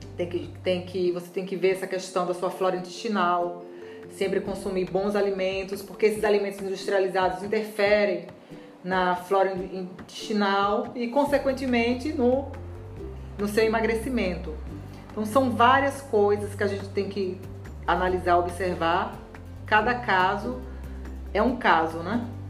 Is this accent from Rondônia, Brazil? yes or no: yes; Rondônia, Brazil; moved away; eu fui criada lá em Rondônia